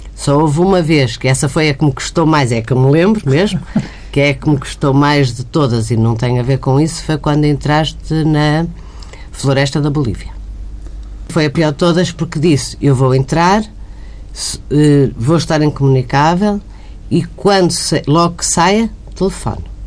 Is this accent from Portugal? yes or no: yes; Porto, Norte, Portugal; moved away as an adult; also born or lived in Estoril; now in Lisbon, Portugal; eu nasci em Lisboa, fui para o Porto